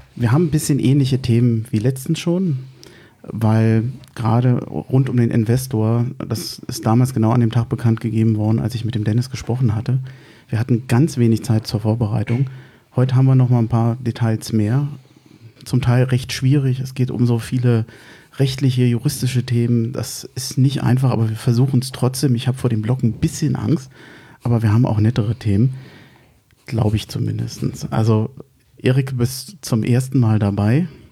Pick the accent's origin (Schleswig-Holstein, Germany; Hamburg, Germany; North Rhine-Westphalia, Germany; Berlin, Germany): Berlin, Germany; moved away as an adult; now in Hesse, Germany; ich bin als Berliner